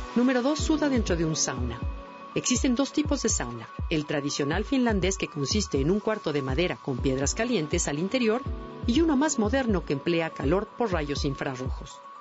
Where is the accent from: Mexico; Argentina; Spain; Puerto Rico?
Mexico; nuestros propios aztecas